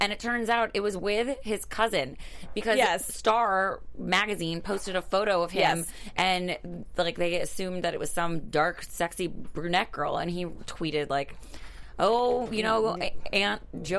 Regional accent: Miami Beach, Florida, United States; I'm from Miami

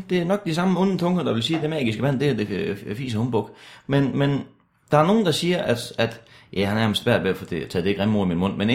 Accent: Denmark; Ja, ja, jeg er jo fra Danmark, det kan du vel sige.

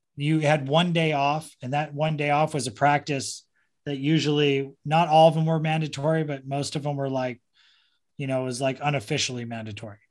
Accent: Orange County, California, United States; also born or lived in San Diego; I grew up in Orange County. I was born in San Diego, but kind of grew up in Orange County because my dad was a Marine in El Toro

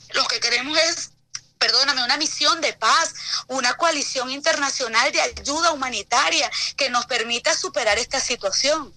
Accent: Venezuela; para nosotros como venezolanos

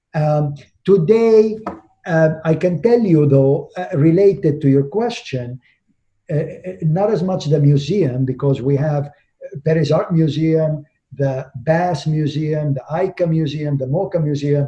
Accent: Miami, Florida, United States; I'm from Miami

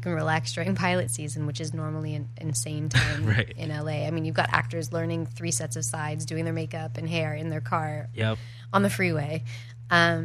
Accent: Toronto, Ontario, Canada; moved away; I grew up in Toronto

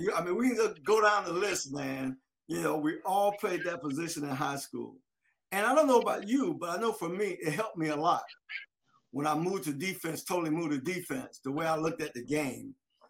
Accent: Delray Beach, Florida, United States; I'm from Delray Beach, which I'm from Palm Beach County, right?

